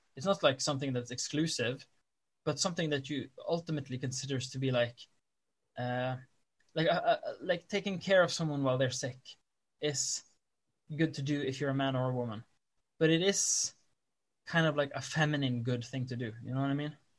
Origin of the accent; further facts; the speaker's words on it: Norway; i'm a norwegian